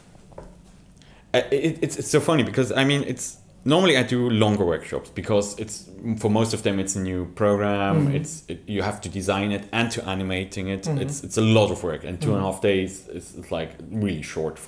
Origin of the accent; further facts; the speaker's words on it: Switzerland; I'm from Switzerland